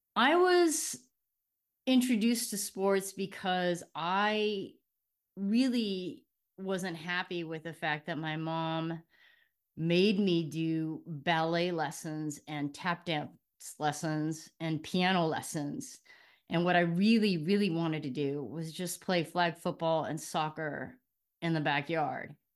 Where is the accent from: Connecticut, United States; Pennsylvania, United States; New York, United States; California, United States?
California, United States; Hacienda Heights; also born or lived in Inglewood; I am from Los Angeles. I was born in Inglewood, and I was raised for most of my life in Hacienda Heights